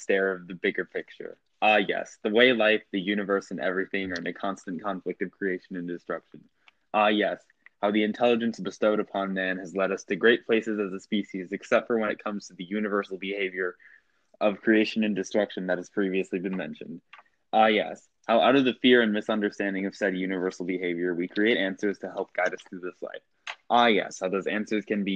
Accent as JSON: {"language": "English", "region": "Georgia", "country": "United States", "said": "I'm from Georgia, so I say stuff like neodymium"}